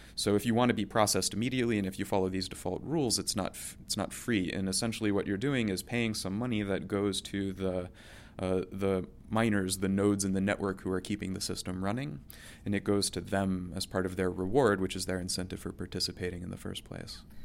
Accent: Oviedo, Florida, United States; moved away; my hometown, uh, in, in Seminole County in central Florida

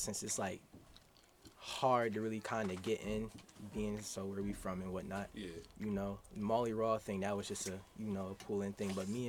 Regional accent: Germantown, United States; you feel me? Born and raised in Germantown.

